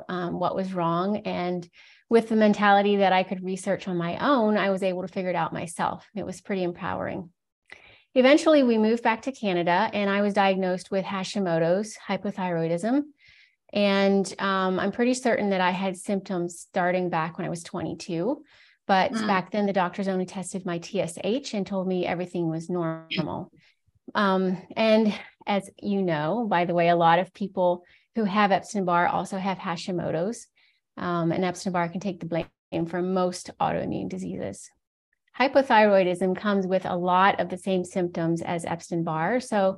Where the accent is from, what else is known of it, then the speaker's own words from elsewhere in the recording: Virginia, United States; moved away as an adult; I was born and raised in Virginia in the U.S.